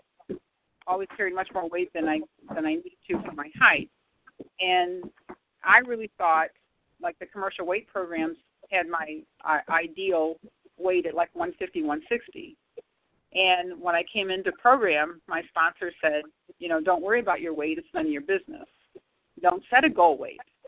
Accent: St. Louis, Missouri, United States; I'm from St. Louis.

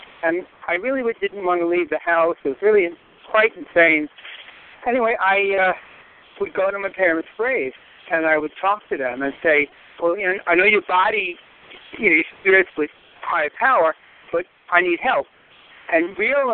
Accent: New York City, New York, United States; moved away as an adult; I moved away in the 80s from Queens, Rockaway Beach to the state. And when I came, before I retired, I moved back to where I was brought up

